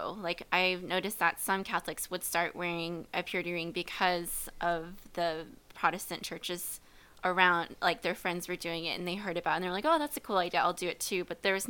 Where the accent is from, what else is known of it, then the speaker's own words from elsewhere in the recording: Midwest, United States; Growing up in the Midwest, I consider myself a Midwestern girl.